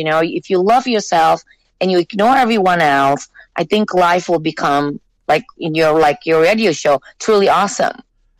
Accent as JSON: {"language": "English", "country": "Singapore", "tie": "born or raised there", "also_born_or_lived": "Jakarta, Indonesia", "said": "I was born in Jakarta, Indonesia. I went to school in Singapore, and then I came here."}